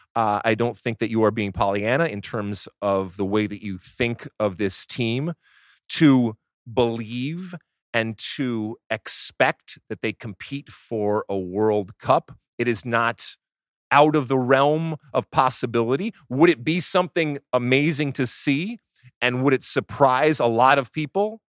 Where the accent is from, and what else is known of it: United States